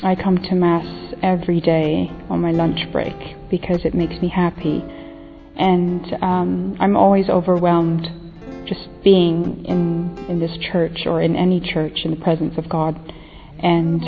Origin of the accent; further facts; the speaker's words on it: Philippines; moved away; I am from the Philippines.